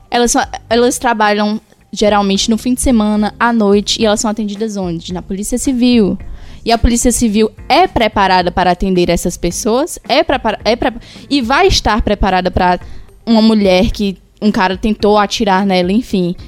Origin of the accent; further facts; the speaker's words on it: Ceará, Brazil; eu sou do Ceará e eu tenho uma família totalmente patriarcal